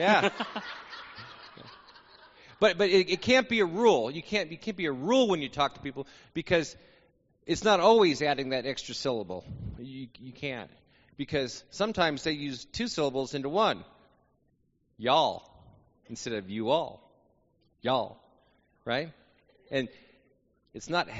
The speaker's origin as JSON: {"language": "English", "town": "Albuquerque", "region": "New Mexico", "country": "United States", "moved": "as an adult", "lives_now": "Texas, United States", "said": "I'm from Albuquerque, and I don't have an accent"}